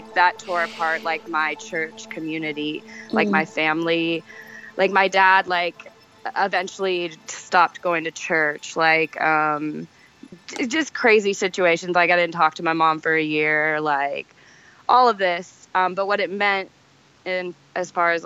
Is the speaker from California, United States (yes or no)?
yes; Sacramento, California, United States; I grew up in Sacramento, or California